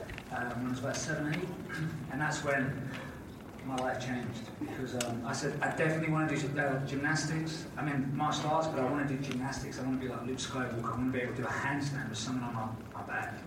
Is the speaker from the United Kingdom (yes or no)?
yes; London, United Kingdom; also born or lived in Glasgow, Scotland; I grew up in Glasgow, Scotland. And then at the age of 8, I moved to London